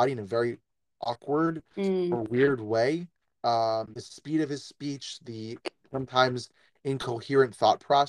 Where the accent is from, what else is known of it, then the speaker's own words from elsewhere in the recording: New York, United States; I'm a New Yorker